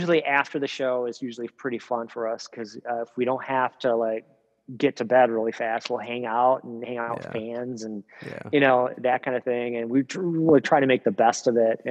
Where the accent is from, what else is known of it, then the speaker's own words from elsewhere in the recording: Rockford, Illinois, United States; I'm from Rockford